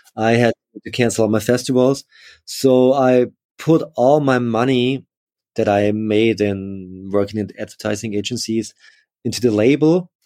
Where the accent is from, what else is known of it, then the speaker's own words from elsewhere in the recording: Upper Austria, Austria; also born or lived in Linz; I grew up in, in, in Austria, in Upper Austria, in a, in a small village, uh, but then moved to Linz